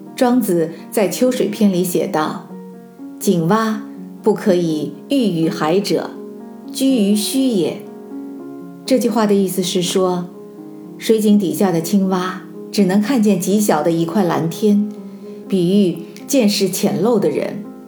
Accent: China; 我们中国人

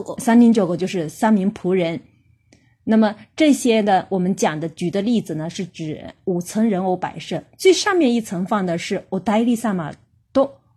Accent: China; 我们中国人

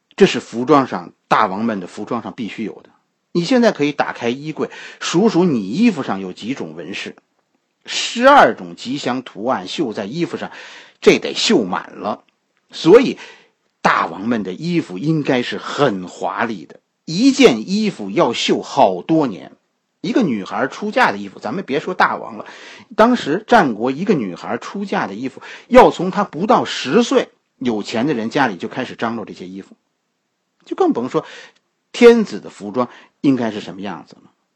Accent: China; 我们中国人到现在都都有基本的礼节，讲究基本礼节。

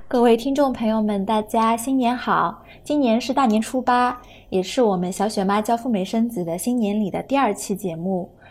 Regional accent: China; 那我们作为中国人

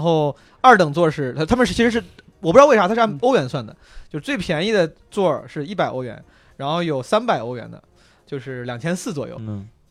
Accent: Henan, China; 我老家河南的嘛

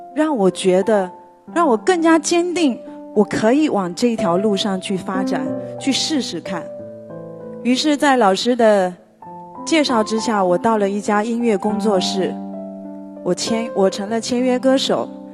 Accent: Fuding, Fujian, China; 我的家乡是在福建，我出生在一个，呃，福建的一个小镇上，它是在福鼎市的晴雨镇，它最早的时候是一个小岛屿

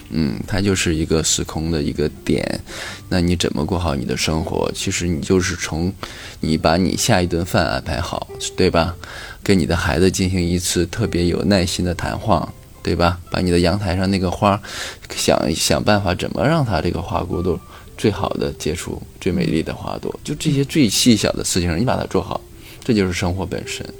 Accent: Dalian, Liaoning, China; 其实我作为大连来讲，我们南三那么多的建筑

